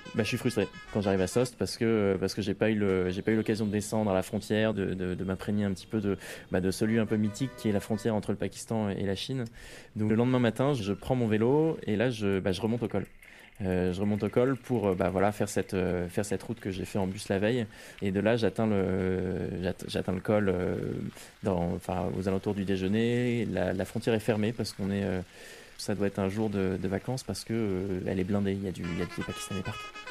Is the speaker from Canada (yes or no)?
no; Rouen, Normandy, France; now in Paris, France; à l'origine, moi, je suis normand, je suis né à Rouen, j'ai fait mon collège et mon lycée à Rouen. Et, euh, maintenant, je vis à Paris